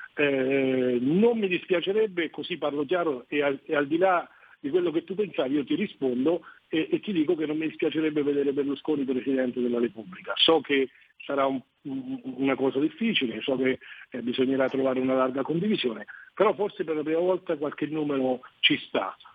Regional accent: Italy; nel mio paese, Semmi, noi siamo 12.700 abitanti

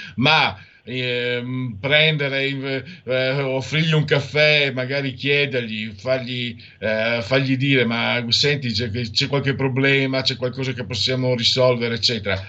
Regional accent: Italy; dalle mie parti Eh, io vengo, sono a Friul Veneto, ho un muso duro, beretta fraccata

